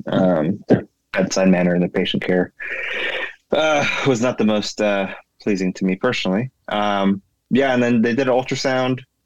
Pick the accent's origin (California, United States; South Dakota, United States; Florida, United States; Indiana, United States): California, United States; moved away as an adult; now in Maryland, United States; I am originally from California. Grew up, born and raised in California